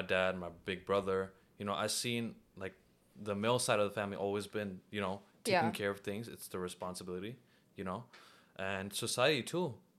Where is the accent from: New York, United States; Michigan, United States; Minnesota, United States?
New York, United States; New York City; I was born and raised in New York City.